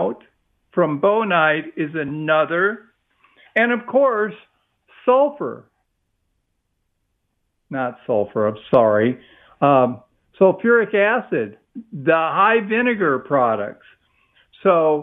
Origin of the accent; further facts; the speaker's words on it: Midwest, United States; now in Texas, United States; I'm from the Midwest